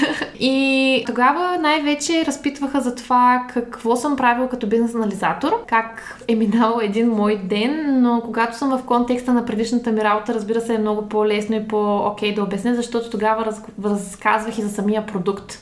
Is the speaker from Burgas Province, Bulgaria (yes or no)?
no; Dobrich, Dobrich Province, Bulgaria; moved away as an adult; now in Sofia, Bulgaria; Родом съм от Добрич, на вече 9 години живея в София.